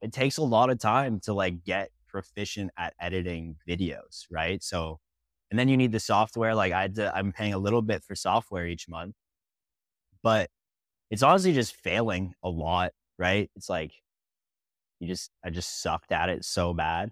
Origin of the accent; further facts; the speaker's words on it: Kitchener, Ontario, Canada; I grew up in Ontario, like Kitchener, Ontario